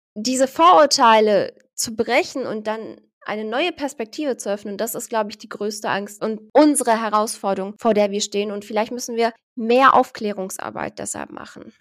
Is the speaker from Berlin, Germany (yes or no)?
yes; Berlin, Germany; ich bin zwar in Deutschland geboren, ich bin gebürtige Berlinerin